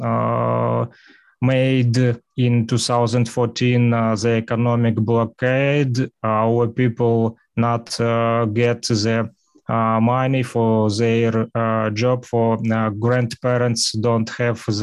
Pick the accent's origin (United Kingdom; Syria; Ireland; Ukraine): Ukraine; Donbas; first language Russian; English is a second language; And I'm now living in the war zone territory.